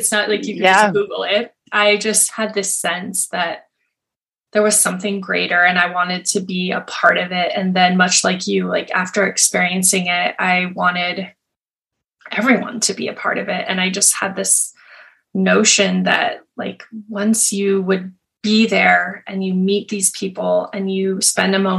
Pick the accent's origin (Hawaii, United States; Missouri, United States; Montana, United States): Montana, United States; I grew up in Montana in a really small town